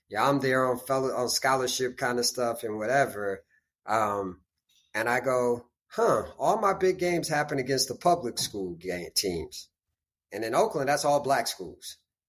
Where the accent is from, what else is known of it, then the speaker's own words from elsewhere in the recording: Beirut, Beirut Governorate, Lebanon; born there; also born or lived in United States; Yeah, I was born in the Middle East. I was born in Beirut, Lebanon. And then kind of split my time between the States and the Middle East until I went to college.